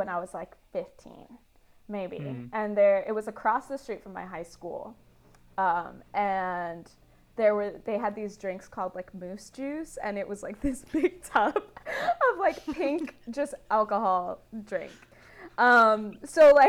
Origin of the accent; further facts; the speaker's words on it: Miami, Florida, United States; moved away as an adult; now in Atlanta, United States; I loved growing up in Miami